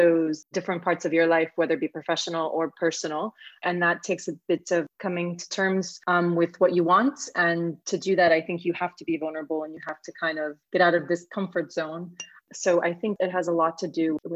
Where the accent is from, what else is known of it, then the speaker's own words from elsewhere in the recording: Berlin, Germany; I am from Berlin, Germany, and I currently work as a marine robotics engineer here in Berlin.